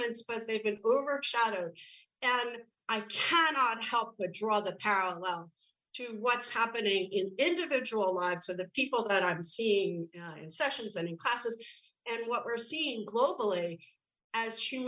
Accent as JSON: {"language": "English", "town": "New York City", "region": "New York", "country": "United States", "tie": "born or raised there", "said": "growing up in the Bronx, and I was there 70s, 80s, drugs, alcohol, I'm Irish on top of it"}